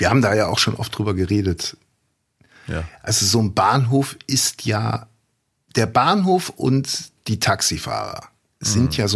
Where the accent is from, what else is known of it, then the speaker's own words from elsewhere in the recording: Cologne, North Rhine-Westphalia, Germany; Also komm, ich, ich komme aus Ehrenfeld.